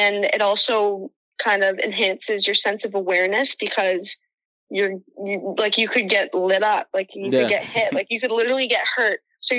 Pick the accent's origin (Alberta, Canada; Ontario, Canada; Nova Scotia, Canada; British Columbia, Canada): Ontario, Canada; Toronto; moved away as an adult; now in United States; So growing up in Toronto